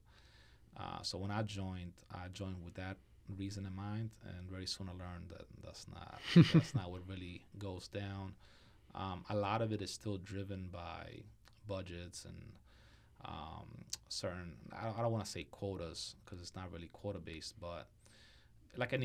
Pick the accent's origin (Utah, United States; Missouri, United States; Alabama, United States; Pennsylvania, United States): Pennsylvania, United States; Philadelphia; now in Florida, United States; Growing up in Philadelphia